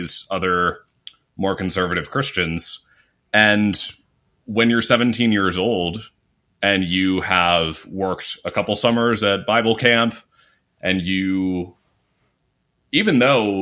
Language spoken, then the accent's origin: English; Lancaster, Pennsylvania, United States; moved away as an adult; I grew up in this really rural, very conservative area of Pennsylvania. Lancaster